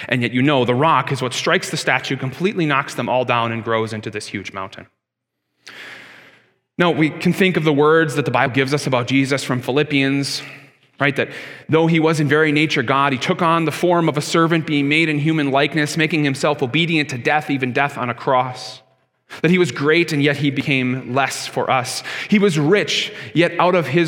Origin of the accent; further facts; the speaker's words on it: Canada; I'm a Canadian just as much as you